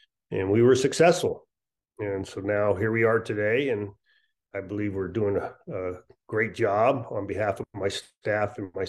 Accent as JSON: {"language": "English", "town": "Las Vegas", "region": "Nevada", "country": "United States", "tie": "born or raised there", "also_born_or_lived": "Misawa, Japan / Europe", "said": "I was born in Misawa, Japan, on an Air Force base, and migrated around Europe. And so I've been, before I came to Las Vegas, went to Rancho High School here locally in Las Vegas"}